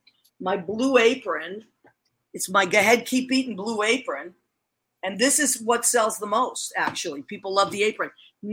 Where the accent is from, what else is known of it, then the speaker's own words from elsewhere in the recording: Massachusetts, United States; now in New York, United States; being from Massachusetts, I love being a New Yorker, but I got to tell you, my teams have remained the same, my Boston teams.